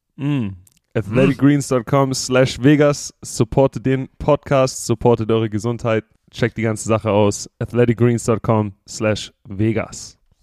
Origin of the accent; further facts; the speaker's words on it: Southern Germany, Germany; now in United States; ich bin ja aus Süddeutschland